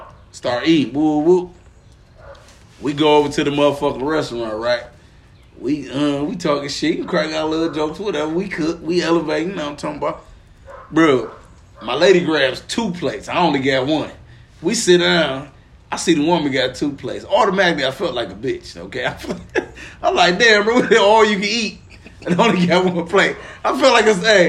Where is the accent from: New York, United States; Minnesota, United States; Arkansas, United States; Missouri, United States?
Arkansas, United States; Pine Bluff; moved away; we down in Pine Bluff, Arkansas, where I'm from, you feel me? Back in my birthplace